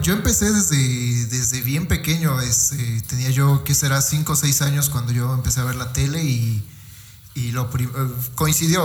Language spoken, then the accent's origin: Spanish; Fortín, Veracruz, Mexico; venimos de Fortín